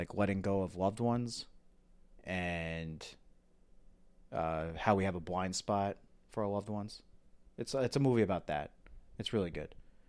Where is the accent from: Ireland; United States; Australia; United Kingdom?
Ireland; And, you know, as an Irish person, you know, I love that movie.